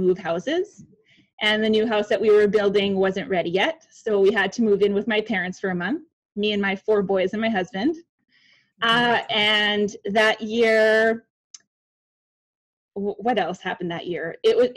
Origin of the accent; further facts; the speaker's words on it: Winnipeg, Manitoba, Canada; I am from Winnipeg, Manitoba, Canada